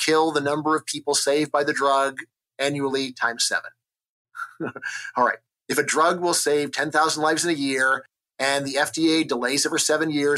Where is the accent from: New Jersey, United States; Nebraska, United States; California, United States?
California, United States; Los Angeles; I grew up in Los Angeles back when my area was Reagan country